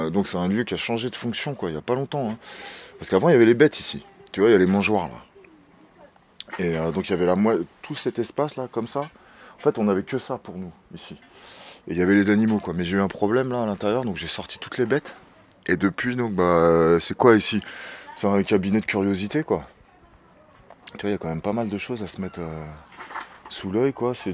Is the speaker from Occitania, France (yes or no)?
no; Pavillons-sous-Bois, Île-de-France, France; moved away as an adult; J'ai grandi à Pavillon-sous-Bois, Pavillon-sous-Bois en Seine-Saint-Denis. Mes parents ils sont de, deux origines différentes quoi, d'origines culturelles différentes.